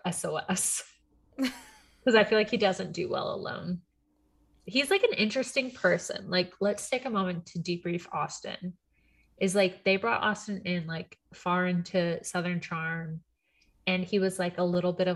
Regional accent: Puerto Rico; also born or lived in Texas, United States; now in Virginia, United States; I'm from Puerto Rico

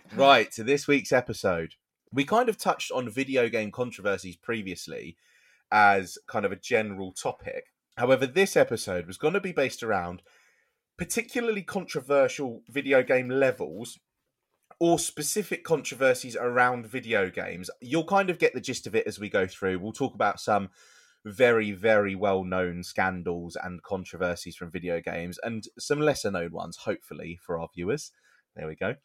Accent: United Kingdom; we're British.

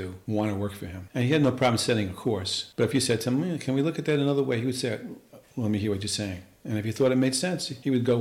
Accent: New York City, New York, United States; In Queens, Rosedale, where Italian kids weren't expected to be good students necessarily

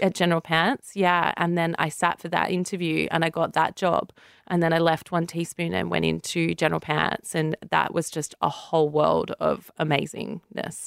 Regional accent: Central Coast, New South Wales, Australia; I'm from the Central Coast, so that's about two hours from Sydney

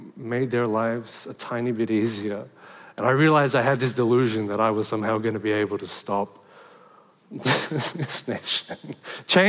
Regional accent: Sydney, New South Wales, Australia; I was born in Liverpool in Western Sydney.

